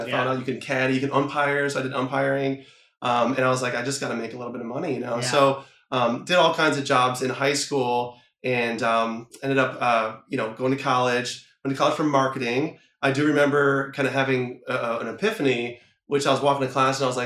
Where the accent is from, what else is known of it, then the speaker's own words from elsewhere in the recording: Ohio, United States; I grew up in Ohio